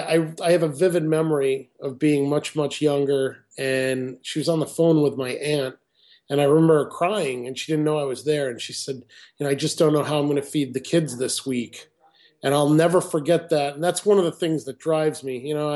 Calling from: Saratoga Springs, New York, United States; Saratoga Springs, New York.

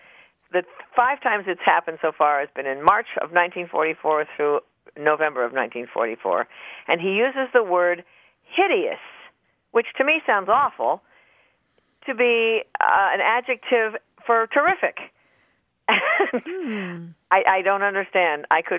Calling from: Norwich, Connecticut, United States; I'm calling from Norwich, Connecticut.

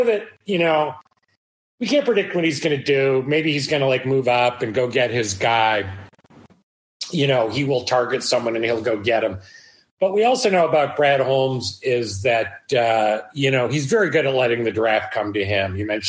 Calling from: Bangkok, Thailand; I'm halfway around the world. I'm calling in from Bangkok.

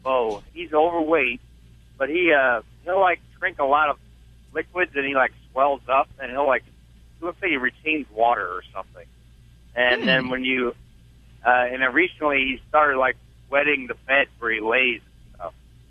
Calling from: Effingham, Illinois, United States; I'm near Effingham, Illinois.

